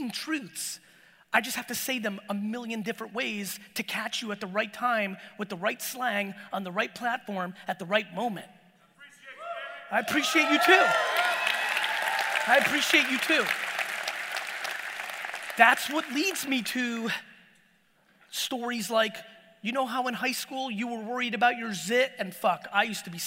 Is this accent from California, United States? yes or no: no; Edison, New Jersey, United States; born or raised there; English is a second language; also born or lived in Soviet Union